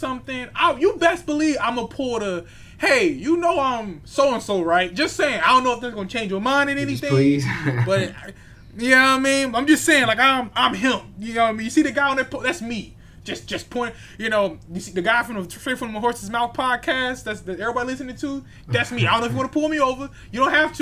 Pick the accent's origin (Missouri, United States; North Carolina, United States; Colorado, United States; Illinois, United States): Missouri, United States; St. Louis; I'm from St. Louis